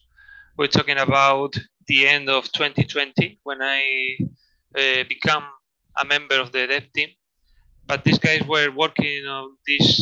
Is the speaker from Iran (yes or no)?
no; Spain; born or raised there; also born or lived in Madrid